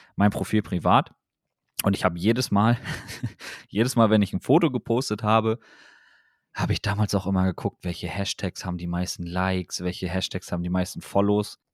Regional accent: Wilhelmshaven, Lower Saxony, Germany; bei uns in Wilhelmshaven damals

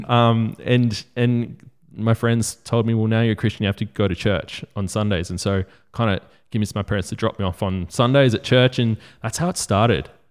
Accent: Australia; we grew up in Australia

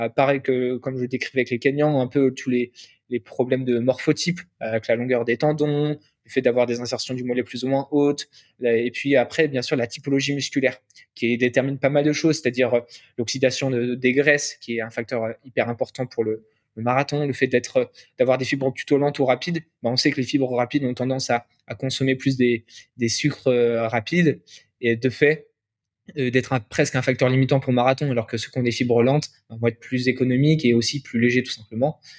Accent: Angers, Pays de la Loire, France; moved away as an adult; also born or lived in Nantes; now in Paris, France; Je suis originaire de la ville où il fait le plus bon vivre en France parce que je viens d'Angers

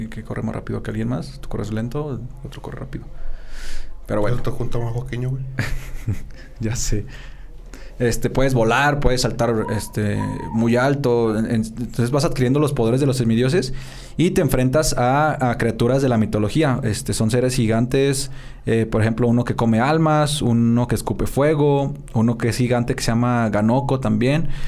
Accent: Mexico

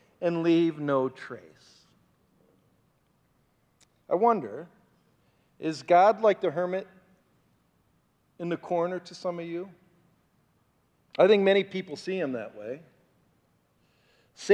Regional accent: Bay Village, Ohio, United States; my hometown that I grew up in. It's called Bay Village, Ohio

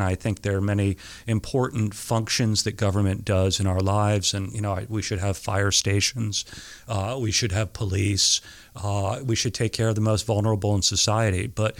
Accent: Camden, Maine, United States; ever since I moved here when I was seven, so in second grade. So I grew up in Camden. I did go away to school for a few years, but other than that, Camden was my home right up until the time I went to college.

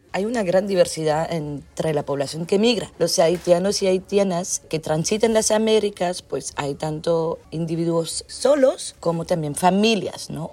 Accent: Belgium; moved away; soy antropóloga, soy de Bélgica

